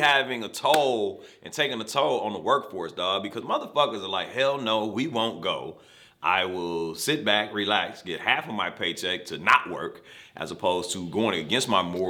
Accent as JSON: {"language": "English", "region": "Virginia", "country": "United States", "said": "I'm from Virginia, where ain't shit to do but cook."}